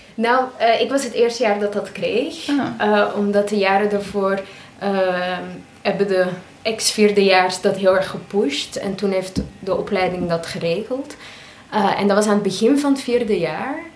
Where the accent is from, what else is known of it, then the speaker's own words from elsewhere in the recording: Belgium; moved away as an adult; also born or lived in Maastricht; now in The Hague, Netherlands; ik van België kom